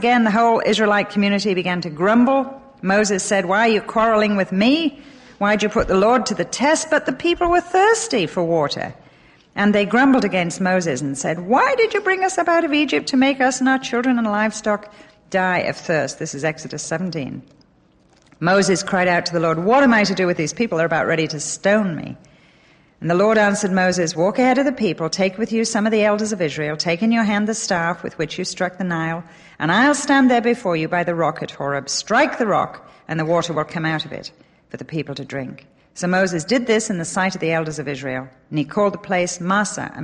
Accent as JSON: {"language": "English", "region": "England", "country": "United Kingdom", "tie": "born or raised there", "moved": "yes", "lives_now": "United States", "said": "Intervarsity-based Bible study that I was brought up on in England"}